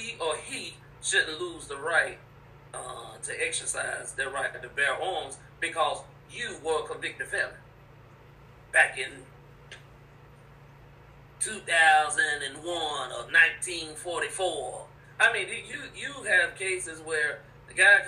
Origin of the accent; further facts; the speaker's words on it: United States; I'm born American